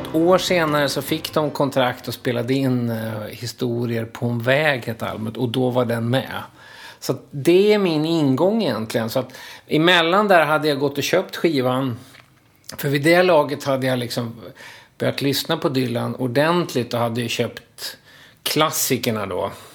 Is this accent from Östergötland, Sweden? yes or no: yes; Linköping, Östergötland, Sweden; moved away as an adult; now in Stockholm, Sweden; jag kom ju från Linköping